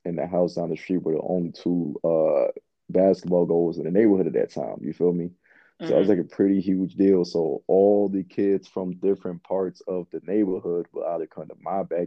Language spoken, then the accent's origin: English; Atlanta, Georgia, United States; also born or lived in Bronx, New York; We moved to from the Bronx to Atlanta in 2003, my second grade year